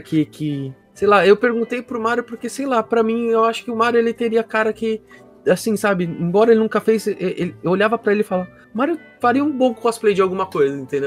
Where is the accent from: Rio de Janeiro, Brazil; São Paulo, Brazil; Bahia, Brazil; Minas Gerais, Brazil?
São Paulo, Brazil; Guarulhos; eu sou de Guarulhos